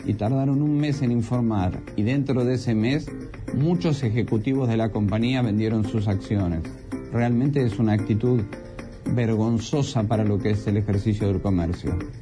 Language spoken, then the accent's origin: Spanish; San Juan, Puerto Rico; donde yo me crié en Santurce, Barrio Obrero, en Puerto Rico